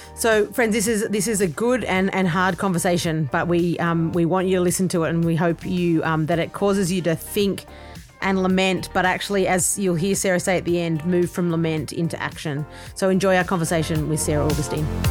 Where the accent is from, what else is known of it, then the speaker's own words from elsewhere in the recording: Australia; accent: Australian; I'm Australian, and so obviously, as the accent kind of you know indicates